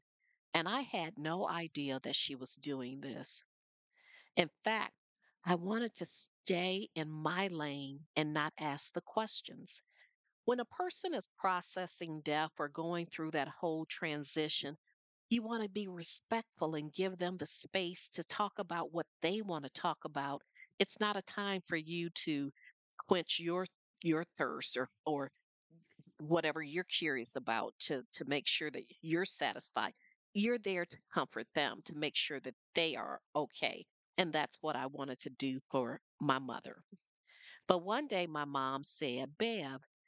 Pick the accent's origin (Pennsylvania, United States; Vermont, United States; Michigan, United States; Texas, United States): Michigan, United States; Flint; When I was growing up in Flint, Michigan